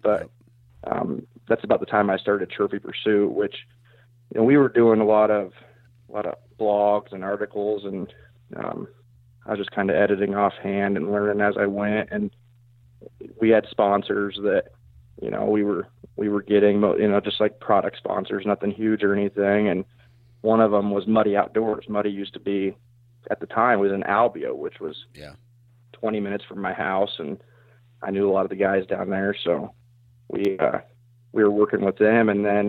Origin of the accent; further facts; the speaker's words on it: Iowa, United States; So I'm from South Central Iowa. I actually live just outside of Knoxville.